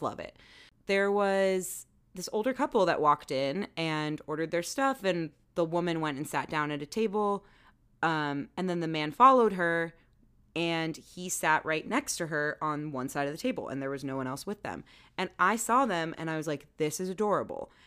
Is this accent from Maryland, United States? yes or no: yes; Maryland, United States; moved away; also born or lived in Baltimore; nod to my home state.